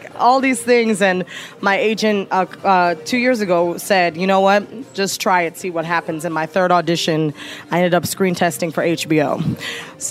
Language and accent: English; Teaneck, New Jersey, United States; moved away; also born or lived in Chicago; I'm from Teaneck, New Jersey, which is a very, very small town right next to Harlem, New York, right off the bridge.